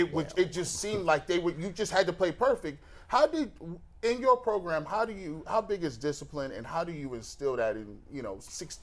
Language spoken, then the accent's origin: English; Canton, Ohio, United States; growing up in Canton